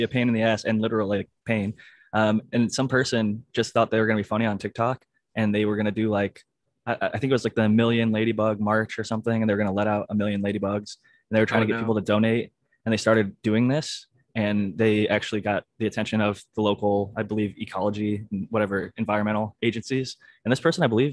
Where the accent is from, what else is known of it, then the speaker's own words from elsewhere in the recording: Ohio, United States; I'm from Ohio